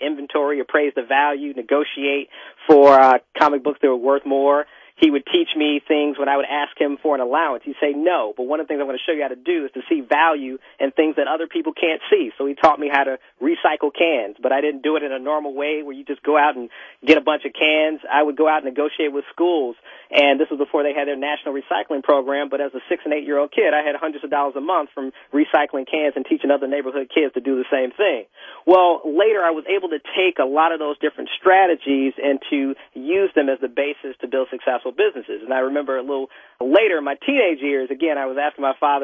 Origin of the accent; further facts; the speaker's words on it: Chicago, Illinois, United States; moved away; also born or lived in Washington, D.C. / New York / Miami / Los Angeles; I grew up in Hyde Park, not too far from the Obamas, Muhammad Ali